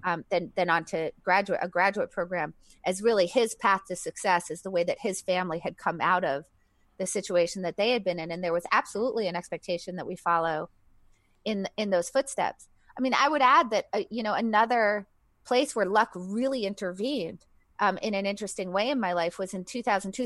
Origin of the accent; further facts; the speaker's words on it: New Hampshire, United States; New Hampshire, like deep New England.